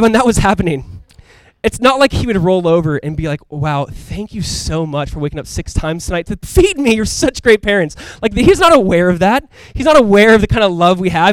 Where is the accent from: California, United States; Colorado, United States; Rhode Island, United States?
California, United States; Southern; moved away; we grew up in Southern California. And so growing up, we'd go to Disneyland.